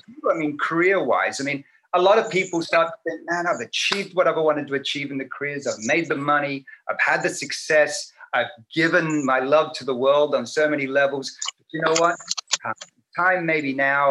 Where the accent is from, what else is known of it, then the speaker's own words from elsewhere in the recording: Australia; moved away; me growing up back home in Australia